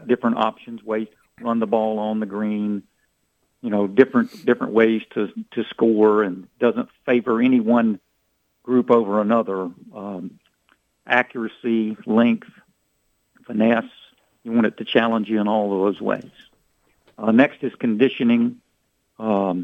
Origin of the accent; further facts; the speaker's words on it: North Carolina, United States; Charlotte, North Carolina, my home state